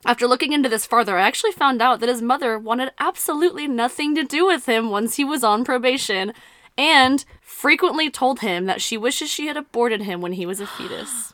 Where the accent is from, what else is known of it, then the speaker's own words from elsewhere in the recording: South Texas, United States; we're from South Texas